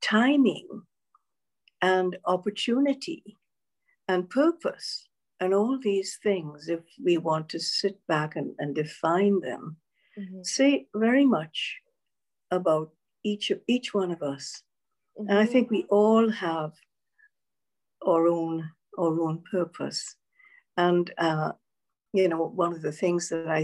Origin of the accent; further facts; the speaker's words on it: Grenada; moved away as an adult; growing up in the Caribbean is that it's a multi-ethnic society